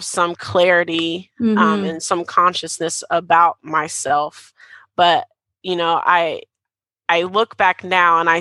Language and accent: English; Dayton, Ohio, United States; I'm from Ohio, Dayton area, so north of Cincinnati.